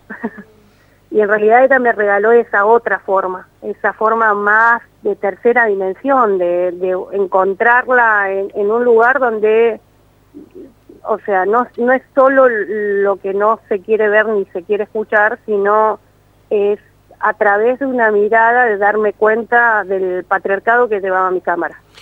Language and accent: Spanish; Mendoza, Argentina; accent: mendocino; mi acento mendocino